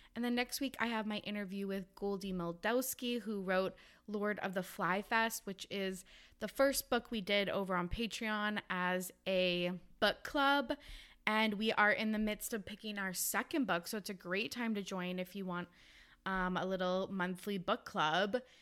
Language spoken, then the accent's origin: English; Canada; I'm from Canada